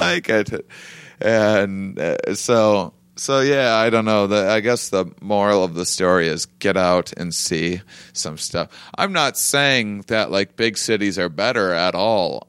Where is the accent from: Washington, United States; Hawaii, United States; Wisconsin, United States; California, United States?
Wisconsin, United States; La Crosse; also born or lived in Austin, Texas; now in Los Angeles, United States; I'm from Wisconsin, yeah, so from Lacrosse, so I'm from you know two and a half hours from here